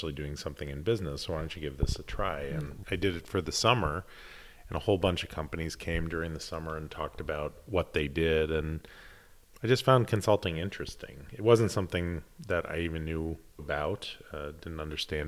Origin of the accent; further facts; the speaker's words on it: Highland Park, Illinois, United States; moved away as an adult; now in Carmel, United States; I grew up in Highland Park, Illinois